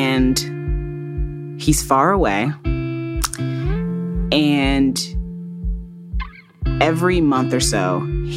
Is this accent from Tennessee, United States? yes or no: no; Fort Wayne, Indiana, United States; I grew up in Fort Wayne, Indiana